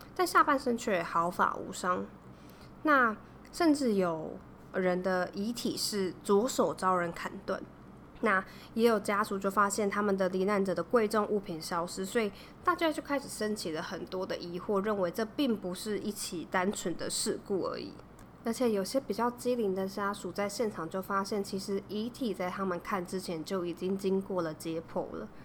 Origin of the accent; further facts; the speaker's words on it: Taiwan; 我们中国史念的甚至比我们自己台湾史念的还要篇幅多很多